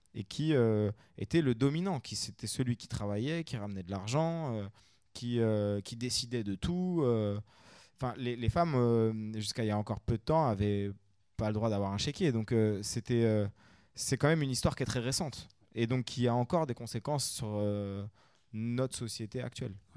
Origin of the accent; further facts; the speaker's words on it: France; chez nous en France